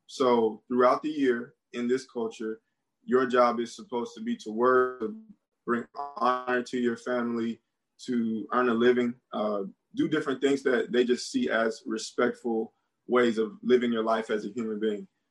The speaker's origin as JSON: {"language": "English", "country": "United States", "also_born_or_lived": "Beijing, China / Georgia", "moved": "as an adult", "said": "I'm American"}